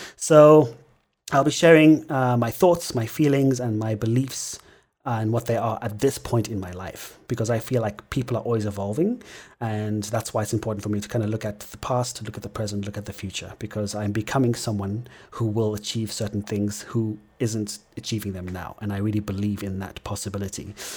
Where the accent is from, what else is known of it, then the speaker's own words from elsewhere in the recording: Zimbabwe; my experience growing up in Zimbabwe